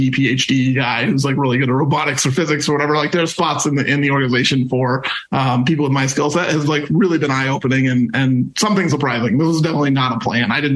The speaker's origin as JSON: {"language": "English", "town": "SeaTac", "region": "Washington", "country": "United States", "tie": "born or raised there", "said": "growing up in SeaTac, listening to games on the radio"}